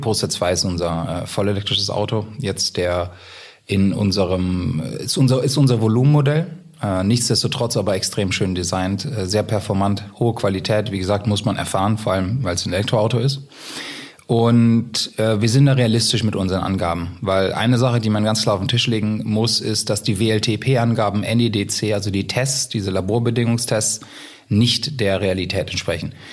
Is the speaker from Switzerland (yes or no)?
no; Germany